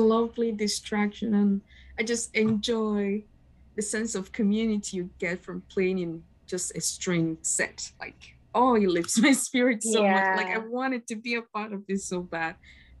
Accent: Nigeria; from Nigeria, and I've had five different violin teachers in five different countries.

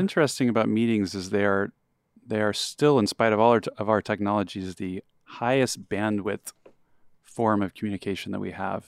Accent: Texas, United States; I grew up in Texas

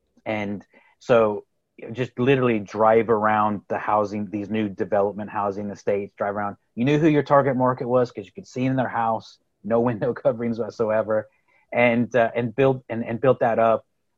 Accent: Texas, United States; accent: Texas; now in Galway, Ireland; But I'm originally from Texas, believe it or not. I'd like to think my Texas accent has somewhat gone away. But I grew up in Texas, moved to the Republic of Ireland in Galway on the west coast of Ireland

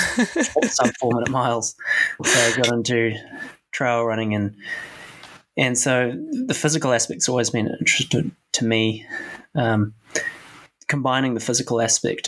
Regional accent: Auckland, New Zealand; Well, I grew up in Auckland, so quite far away from the bigger mountains of the South

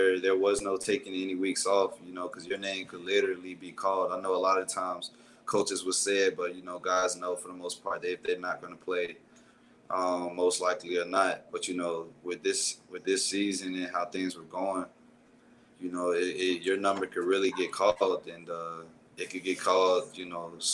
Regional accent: South Florida, United States; I'm from South Florida

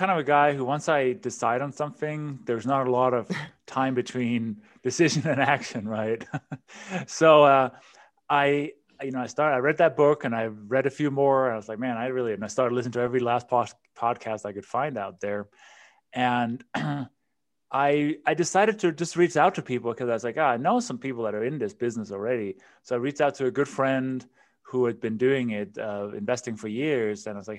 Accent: Denmark; English is a second language; moved away as an adult; So as you can probably hear from my accent and my name, I wasn't born in this country. And you mentioned in the intro, you know, I immigrated from Denmark, quite a long time ago, 25 years ago.

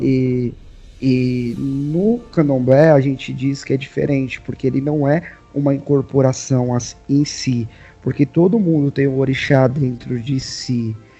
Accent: São Paulo, Brazil; Sou de São Paulo, aqui da Zona Leste de São Paulo

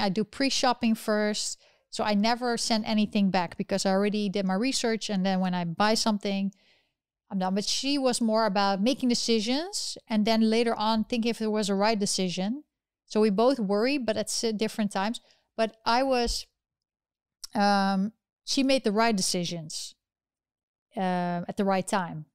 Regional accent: Netherlands; moved away; I'm originally from the Netherlands

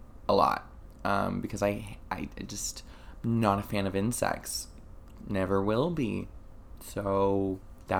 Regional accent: Florida, United States; I'm from Florida. There are springs here in Florida. Never been to them, even though I've lived here practically my whole life

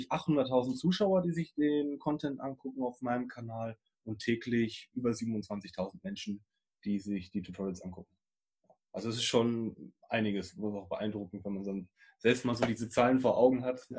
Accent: Bad Oeynhausen, North Rhine-Westphalia, Germany; ich komme aus Bad Oeynhausen

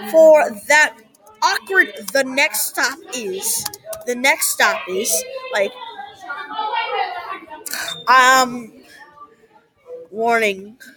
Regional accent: New York, United States; I'm from New York.

